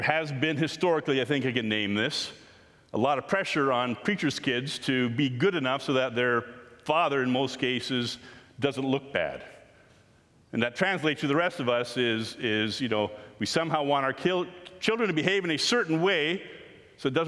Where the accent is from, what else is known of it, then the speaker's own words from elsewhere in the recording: Canada; We are Canadian people following Jesus